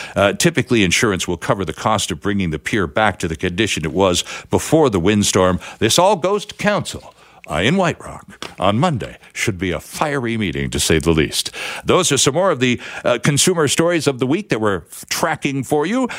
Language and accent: English; Vancouver, British Columbia, Canada; I'm reading about my hometown. I'm reading about Vancouver